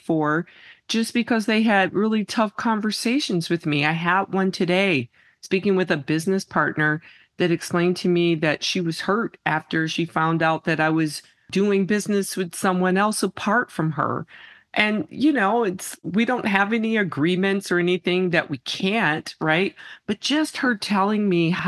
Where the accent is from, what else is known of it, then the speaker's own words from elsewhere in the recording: Midwest, United States; moved away as an adult; now in Arizona, United States; growing up in the Midwest